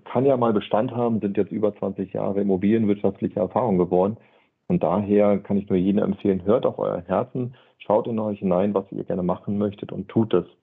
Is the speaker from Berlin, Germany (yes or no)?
yes; Berlin, Germany; am Sonntagnachmittag in Berlin, ich bin in Berlin groß geworden, habe mir die Zeitung genommen